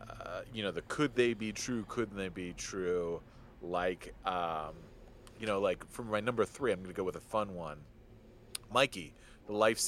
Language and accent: English; just outside of Detroit, Michigan, United States; I grew up just outside of Detroit